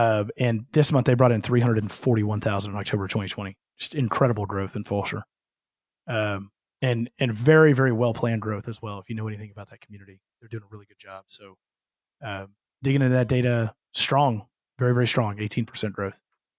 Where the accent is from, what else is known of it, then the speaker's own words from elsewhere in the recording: Katy, Texas, United States; the city of Katy, my hometown